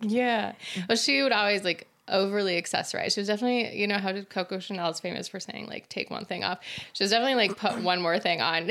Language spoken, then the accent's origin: English; Utah, United States; also born or lived in Kyiv, Ukraine; I'm more American than anything, and I've been in Utah since I was ten and grew up here